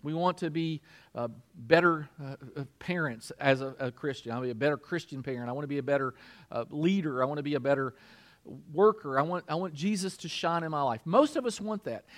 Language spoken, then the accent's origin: English; Kentucky, United States; I'm from Kentucky